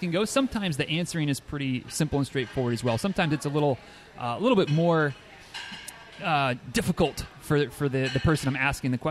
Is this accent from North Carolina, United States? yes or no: no; Manistee, Michigan, United States; moved away; my alma mater of Manistee High School